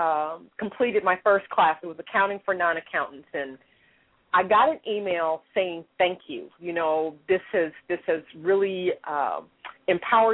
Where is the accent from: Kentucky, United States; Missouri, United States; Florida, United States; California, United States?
Missouri, United States; Kansas City; now in Dallas, United States; I am originally from the Midwest. I grew up in Kansas City, Missouri